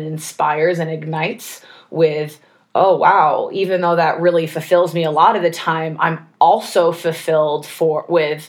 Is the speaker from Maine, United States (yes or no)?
yes; Maine, United States; moved away; also born or lived in Los Angeles; I grew up in Maine